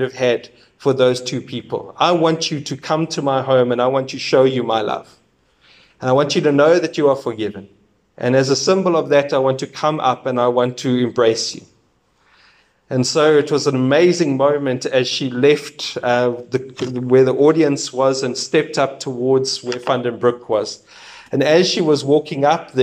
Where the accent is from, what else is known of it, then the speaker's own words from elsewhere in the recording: South Africa; We are one South African nation